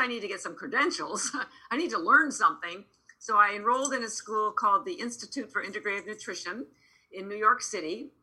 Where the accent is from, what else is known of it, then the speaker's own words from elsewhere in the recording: Canada; moved away as an adult; now in Boston, United States; I'm actually Canadian. I'm here in Boston. I've lived in Boston 33 years